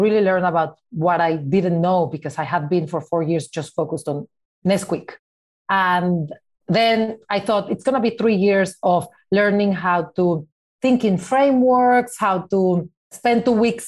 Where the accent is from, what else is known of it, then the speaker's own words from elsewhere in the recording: Mexico City, Mexico; moved away as an adult; now in New York, United States; I grew up in Mexico City as part of the Jewish community in Mexico